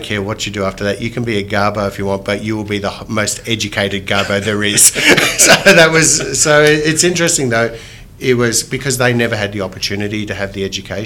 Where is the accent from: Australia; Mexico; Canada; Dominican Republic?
Australia; Melbourne, Victoria; I grew up in Moonee Ponds, which was very multicultural.